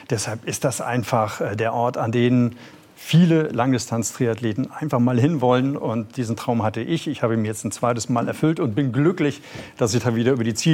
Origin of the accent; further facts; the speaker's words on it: Northern Germany, Germany; natürlich als Norddeutscher, der ich dann ja doch bin, Schleswig-Holsteiner oder Hamburger, egal, als Norddeutscher bin ich natürlich unverkleidet darunter gefahren